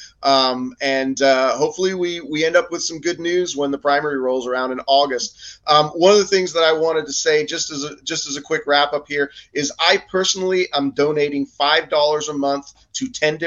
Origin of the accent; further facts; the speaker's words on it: England, United Kingdom; now in United States; I grew up in England